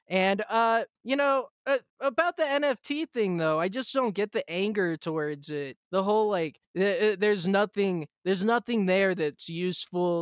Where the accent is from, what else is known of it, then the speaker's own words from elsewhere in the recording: United States; moved away; as an American